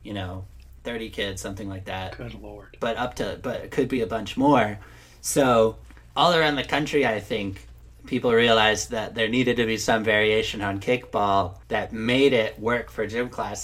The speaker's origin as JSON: {"language": "English", "region": "New York", "country": "United States", "also_born_or_lived": "Madison", "moved": "yes", "said": "I'm from New York"}